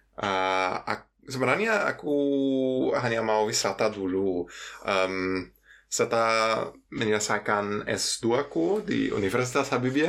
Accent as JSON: {"language": "Indonesian", "town": "Cologne", "region": "North Rhine-Westphalia", "country": "Germany", "also_born_or_lived": "Yogyakarta, Indonesia", "second_language": "Indonesian", "said": "aku uh, berasal dari Jerman dari kota Köln"}